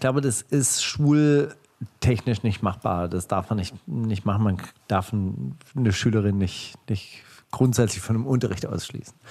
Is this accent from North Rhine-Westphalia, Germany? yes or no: no; Kornwestheim, Baden-Württemberg, Germany; im Konvestheim, wo ich herkomme